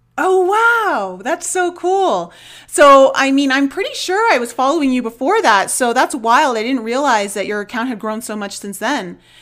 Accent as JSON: {"language": "English", "area": "outside of Toronto", "region": "Ontario", "country": "Canada", "tie": "born or raised there", "said": "I grew up in Canada, in, outside of Toronto"}